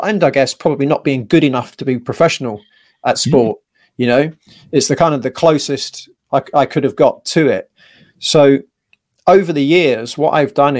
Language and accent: English; England, United Kingdom; as most English lads are